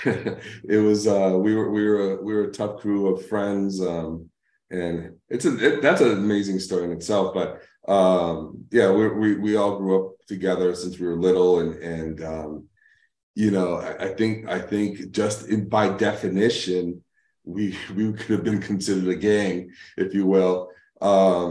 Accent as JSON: {"language": "English", "town": "Lynn", "region": "Massachusetts", "country": "United States", "tie": "born or raised there", "also_born_or_lived": "New York", "moved": "yes", "lives_now": "Arizona, United States", "said": "I grew up in Lynn, City of Sin"}